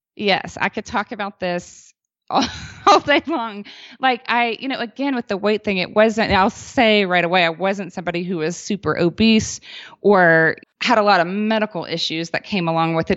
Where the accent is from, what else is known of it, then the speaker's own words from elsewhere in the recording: the South, United States; now in Boulder, Colorado, United States; We were both born and raised in the South